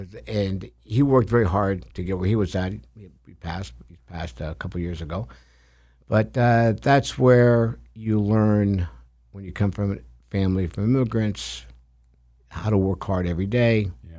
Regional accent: Bagheria, Sicily, Italy; born there; I was born in outside of Palermo, Sicily.

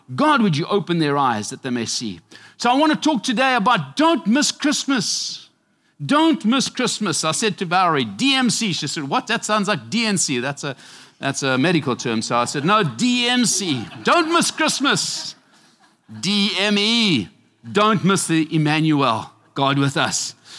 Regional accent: Zimbabwe; now in United States; I am from Mesopi, Zimbabwe, Africa.

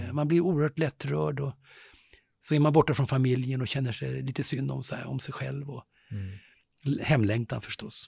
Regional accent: Stockholm, Stockholm County, Sweden; där växte jag upp i Vällingby, jag och min bror, i ganska enkla förhållanden. I en lägenhet nere i Grimsta

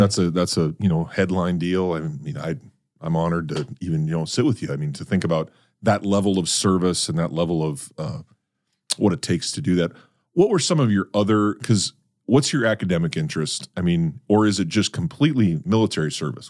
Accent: North Dakota, United States; now in Brandon, United States; I'm a North Dakota kid

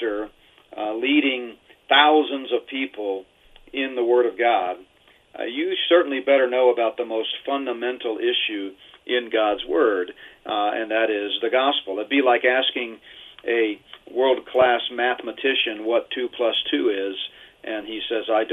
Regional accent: Houston, Texas, United States; growing up in Houston in high school and college

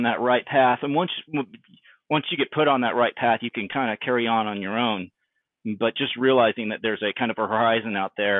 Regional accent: East Texas, United States; moved away as an adult; I was a very, very sheltered kid from East Texas, having grown up in a very conservative background

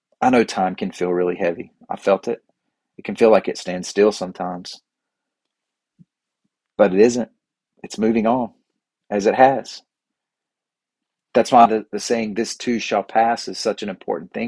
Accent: the South, United States; growing up in the South, especially here

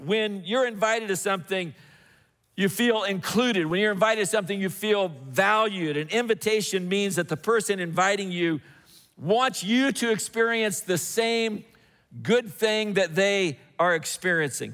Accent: Indiana, United States; moved away; I grew up in Indiana

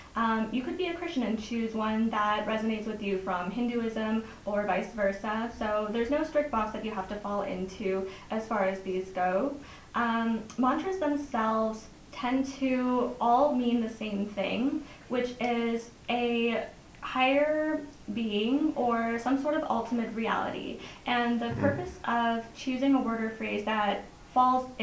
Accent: United States; I am from America, but my parents came here from India

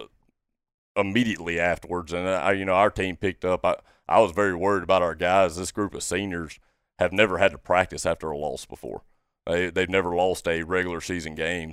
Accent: Brandon, Mississippi, United States; also born or lived in Monticello, Arkansas; now in Ocean Springs, United States; I'm originally from Brandon, Mississippi, um, born and raised there

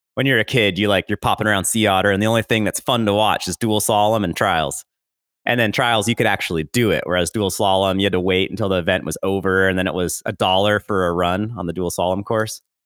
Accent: Santa Cruz Mountains, California, United States; now in Bellingham, United States; I'm from the Santa Cruz Mountains

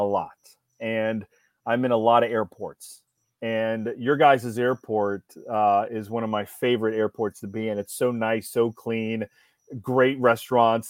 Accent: Ohio, United States; I grew up in Ohio.

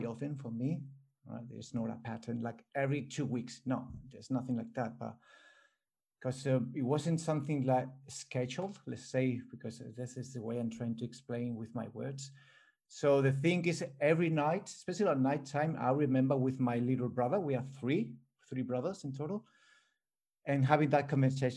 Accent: Spain; English is a second language; now in Australia; I'm born here in Australia, but I grew up in Spain

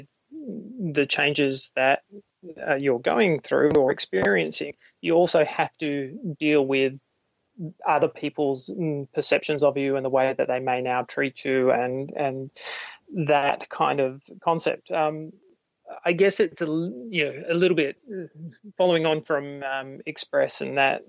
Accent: Australia; I'm an Australian, and I make films

